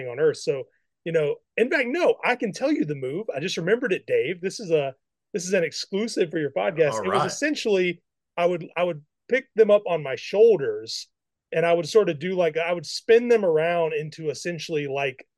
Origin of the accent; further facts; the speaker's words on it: Mississippi, United States; I grew up in Mississippi